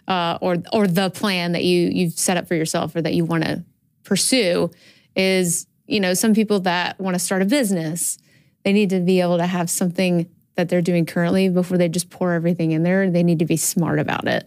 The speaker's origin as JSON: {"language": "English", "town": "Birmingham", "region": "Alabama", "country": "United States", "said": "I'm from Alabama."}